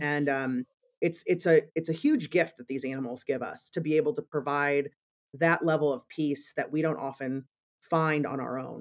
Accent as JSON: {"language": "English", "region": "Missouri", "country": "United States", "tie": "born or raised there", "moved": "as an adult", "lives_now": "Chicago, United States", "said": "I grew up in Missouri and came to Chicago when I, um, decided to study at Northwestern University"}